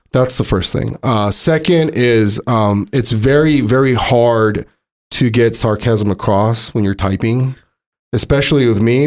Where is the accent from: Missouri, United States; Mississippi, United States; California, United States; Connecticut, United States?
California, United States; Montebello; a regular dude that I grew up with in San Gabriel Valley, Montebello